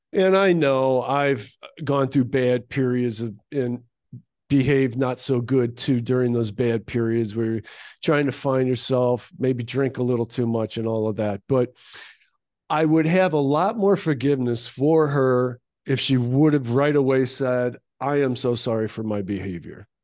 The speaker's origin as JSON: {"language": "English", "country": "United States", "said": "as an American"}